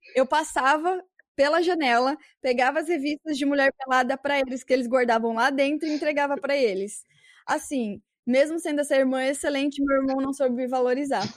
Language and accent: Portuguese; São Paulo, Brazil; eu era da biboca de São Paulo